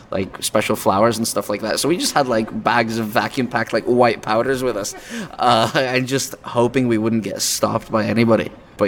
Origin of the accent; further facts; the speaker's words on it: England, United Kingdom; I grew up in England for quite a while.